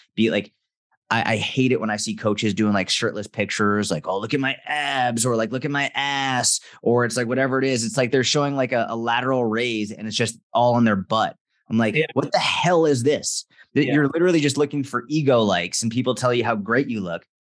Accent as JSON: {"language": "English", "area": "just outside Boston", "region": "Massachusetts", "country": "United States", "tie": "born or raised there", "said": "I grew up just outside Boston, Massachusetts"}